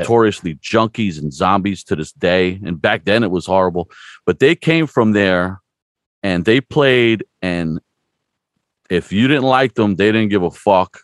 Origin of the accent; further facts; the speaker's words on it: New Jersey, United States; now in Stroudsburg, United States; I'm actually from New Jersey myself, but I moved out here as a young guy